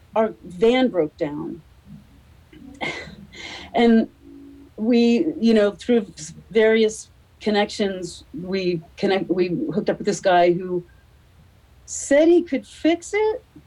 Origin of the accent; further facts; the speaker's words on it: United States; I'm American